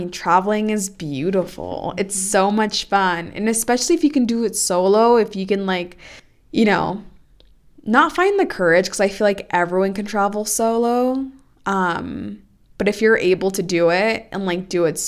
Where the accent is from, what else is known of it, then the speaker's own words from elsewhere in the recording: Oakland, California, United States; first language Spanish; English is a second language; being born and raised in Oakland, which is a super diverse place